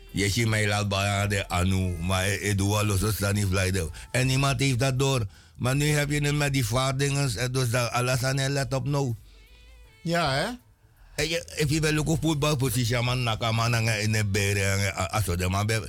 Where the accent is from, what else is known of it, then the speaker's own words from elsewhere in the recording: Amsterdam, North Holland, Netherlands; ik ben een Amsterdammer. Ik woon in Amsterdam.